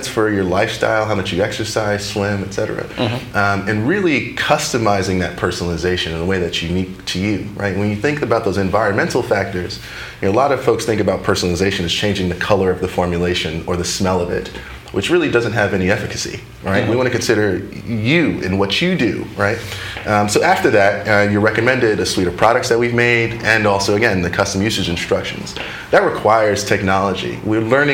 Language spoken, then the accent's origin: English; New York City, New York, United States; moved away as an adult; Queens, New York, born and raised.